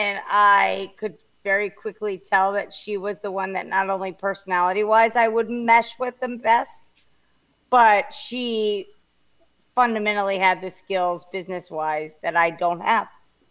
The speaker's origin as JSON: {"language": "English", "town": "Atlanta", "region": "Georgia", "country": "United States", "tie": "born or raised there", "also_born_or_lived": "Philadelphia", "moved": "as an adult", "lives_now": "Annapolis, United States", "said": "I was born and raised in Atlanta."}